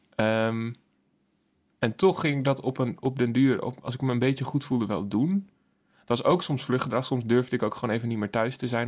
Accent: Emmeloord, Flevoland, Netherlands; Ik kom ook uit Emmeloord

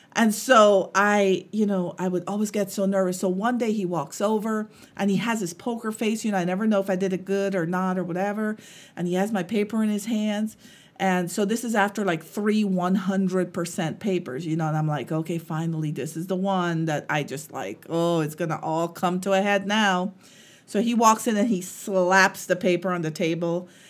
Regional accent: Guyana; moved away; when I was growing up and, um, we lived in Guyana. I'm, I'm from Guyana

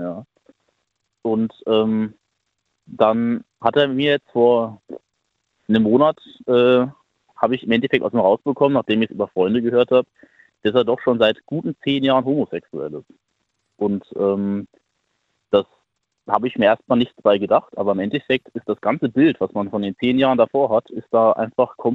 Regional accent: Hesse, Germany; ja, ich komme hier aus der Nähe von Bad Homburg. Das ist im Taunus.

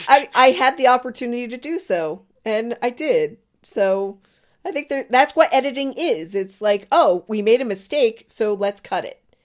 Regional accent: Marlborough, Massachusetts, United States; moved away; also born or lived in Newport, Rhode Island; They are playing in my hometown.

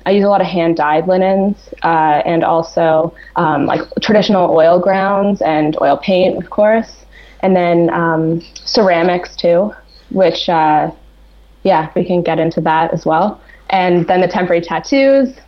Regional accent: Toronto, Ontario, Canada; I spent studying at an actually really traditional painting academy in my hometown of Toronto

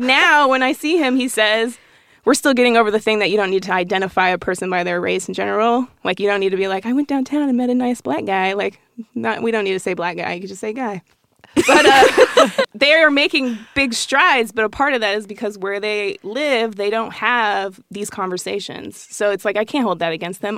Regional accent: Colorado Springs, Colorado, United States; we grew up in this small pocket in Colorado Springs

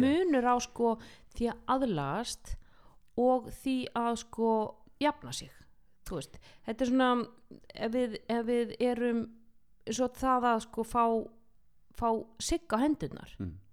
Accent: Iceland

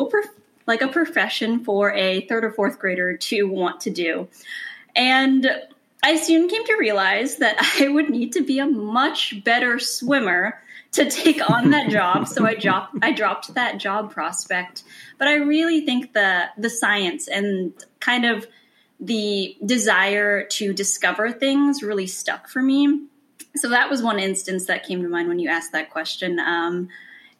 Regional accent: California, United States; moved away as an adult; growing up in California really meant growing up in nature.

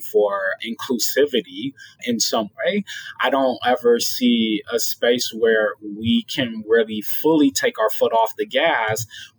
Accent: Detroit, Michigan, United States; Originally born and raised in Detroit, Michigan

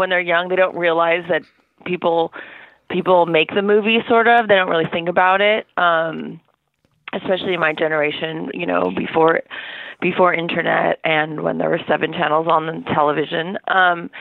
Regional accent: Orange County, Southern California, United States; moved away as an adult; also born or lived in New York; I grew up in Southern California in Orange County

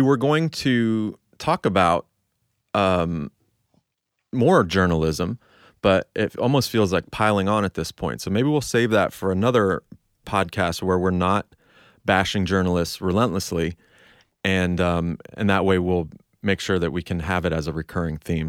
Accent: United States; I feel like such an American

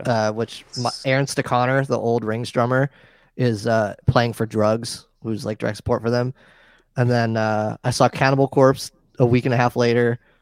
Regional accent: New York, United States; I grew up in New York

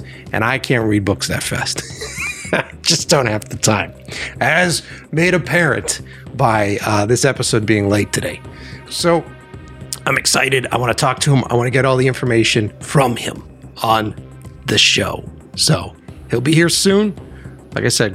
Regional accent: Framingham, Massachusetts, United States; also born or lived in Brighton, Boston / Watertown; born in Brighton, and then I grew up, went to school in Framingham, and then I lived in Watertown for years.

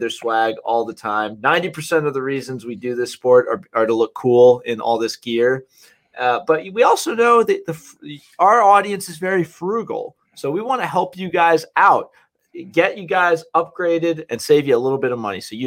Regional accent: Livingston, New Jersey, United States; I'm from Livingston. My family's from West Orange

